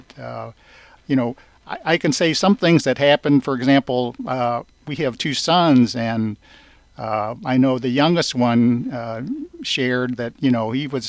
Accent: St. Louis, Missouri, United States; growing up in St. Louis, being spit at a couple of times

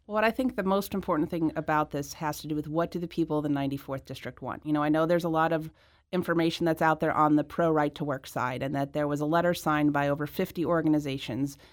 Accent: South County, Missouri, United States; also born or lived in Washington, D.C.; was born and raised in South County.

